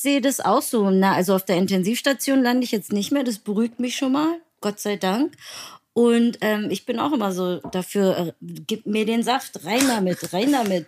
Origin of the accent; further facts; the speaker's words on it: Berlin, Germany; Ich bin Berlinerin